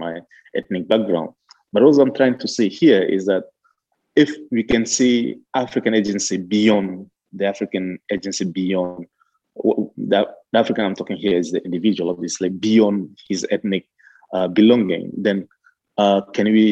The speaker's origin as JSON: {"language": "English", "country": "Chad", "said": "I'm from Chad"}